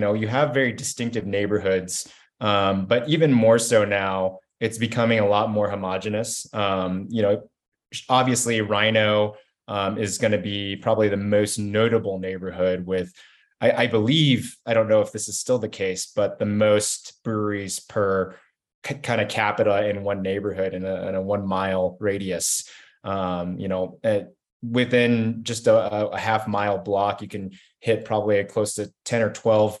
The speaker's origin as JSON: {"language": "English", "region": "Kentucky", "country": "United States", "lives_now": "Denver, United States", "said": "I moved out here from Kentucky in 2009, so I was fortunate enough to be part of that big boom that Jonathan mentioned around 2010."}